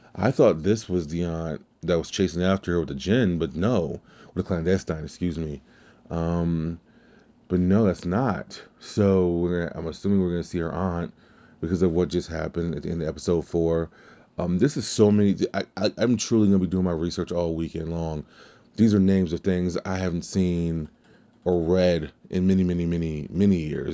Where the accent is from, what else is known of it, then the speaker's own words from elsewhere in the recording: Louisiana, United States; I'm from Louisiana